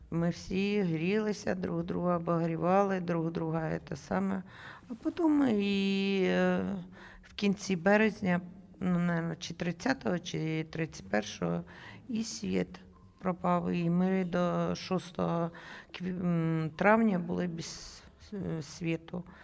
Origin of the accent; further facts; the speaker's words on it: Ruska Lozova, Kharkiv Oblast, Ukraine; Я з Руської Лозової вообще роблю в дитячому садку.